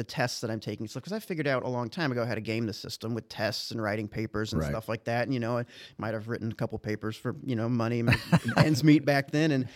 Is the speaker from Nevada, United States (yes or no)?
no; Dalton, Illinois, United States; moved away as an adult; also born or lived in Bethalto, Illinois / New York City; now in St. Louis, United States; Born and raised Dalton, Illinois